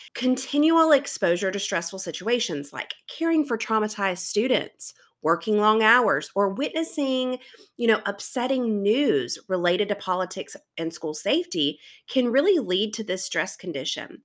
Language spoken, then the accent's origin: English; South Carolina, United States; I am from South Carolina, which everyone tells me that they can tell based on my accent, but honestly, I don't think my accent is as heavy as others in my area